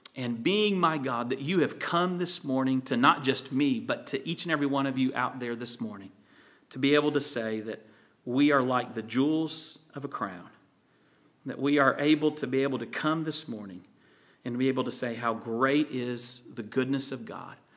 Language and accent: English; Virginia, United States; When I was a teenager, I grew up in Virginia on the coast